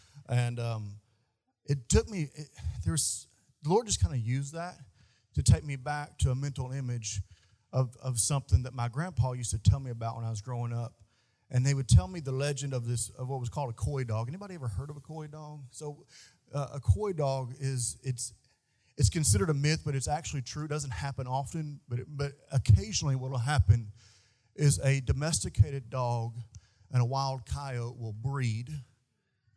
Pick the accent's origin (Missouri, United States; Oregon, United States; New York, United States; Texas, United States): Missouri, United States; Bootheel of; where I grew up at in the Boot Hill of Missouri, there's more stray dogs than people.